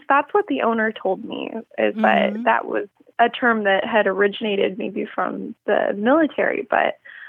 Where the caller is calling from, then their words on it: San Diego, California, United States; I'm calling from San Diego